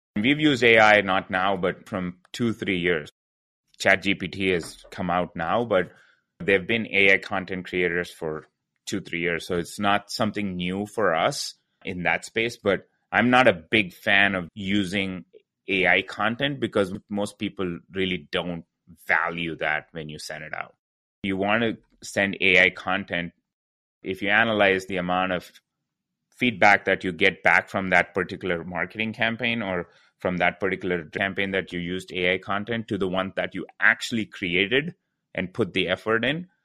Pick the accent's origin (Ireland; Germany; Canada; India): India; moved away; I'm originally from India